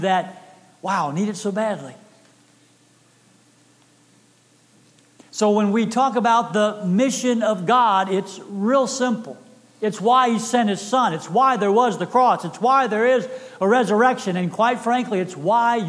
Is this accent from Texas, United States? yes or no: yes; Texas, United States; I am from Texas